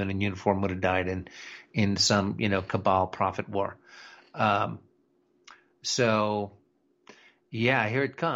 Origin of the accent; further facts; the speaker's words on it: United States; You know, I'm I'm an American patriot, and that's as far as I'm willing to go right now.